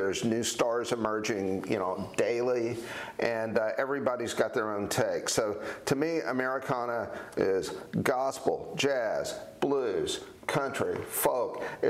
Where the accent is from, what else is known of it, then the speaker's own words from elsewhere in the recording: Knoxville, Tennessee, United States; one of the things that I came to appreciate about the South and growing up in Knoxville